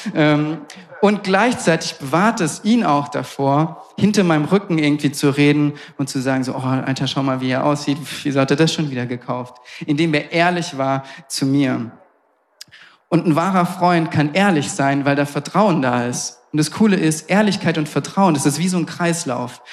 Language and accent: German; Southern Germany, Germany; moved away; ich komme aus Süddeutschland und immer wenn ich zu Hause bin bei meinen Eltern